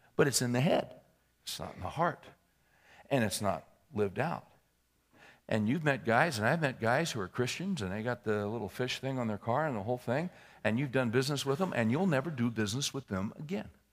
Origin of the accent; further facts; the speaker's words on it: California, United States; moved away; I was born and raised in California.